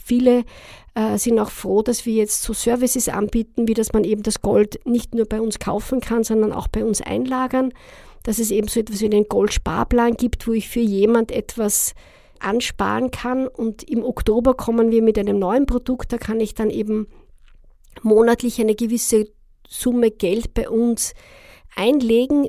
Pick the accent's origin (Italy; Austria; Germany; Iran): Austria; als Österreicher